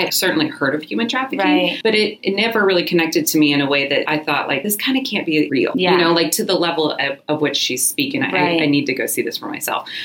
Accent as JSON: {"language": "English", "country": "United States", "tie": "born or raised there", "said": "I was born in America and have privilege and opportunity"}